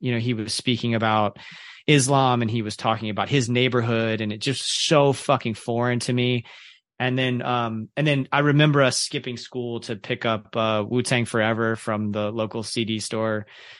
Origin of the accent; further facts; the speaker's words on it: the South, United States; growing up in the Baptist church in the South.